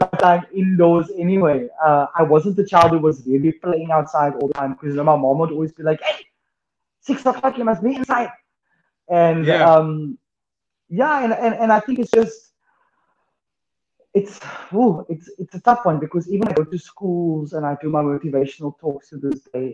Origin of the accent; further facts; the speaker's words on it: Cape Town, Western Cape, South Africa; So I grew up in Greenhaven